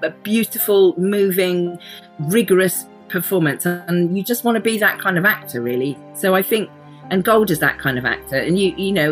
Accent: the Cotswolds, South West England, United Kingdom; So where I grew up, Gabrielle, was cows and sheep and two buses a week.

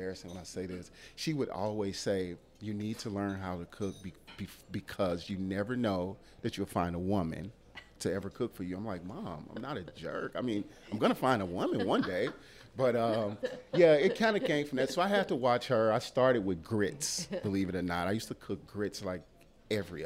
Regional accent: Chicago, Illinois, United States; moved away; I'm from Chicago originally

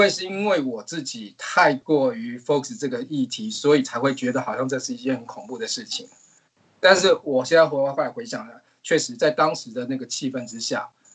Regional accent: Taiwan; moved away as an adult; also born or lived in Norway; now in New York, United States; 因为我来自台湾，我们曾经有过 SARS 的这个经验

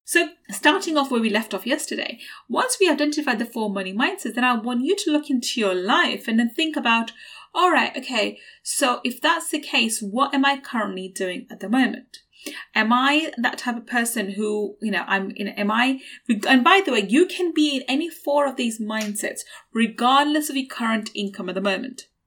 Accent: London, United Kingdom; I grew up in East London, in a council estate in East London, and I went to a state school

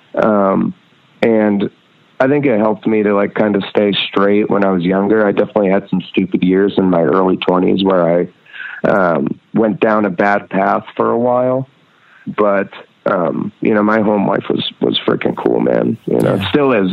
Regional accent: Red Hook, New York, United States; also born or lived in Rhinebeck, New York; I grew up, or I was born in Rhinebeck, New York, and grew up in Red Hook, New York

